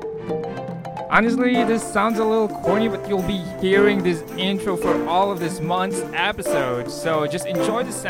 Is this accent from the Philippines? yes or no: yes; Philippines; I'm from the Philippines.